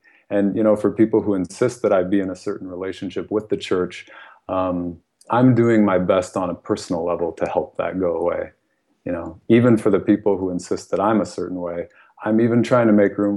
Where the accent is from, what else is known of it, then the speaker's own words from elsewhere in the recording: United States; first language English; I was born in the United States.